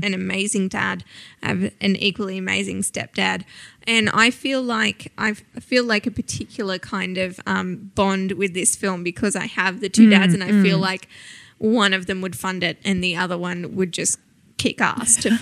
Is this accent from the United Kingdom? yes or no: no; Australia; I'm an Aussie woman with semi-brown skin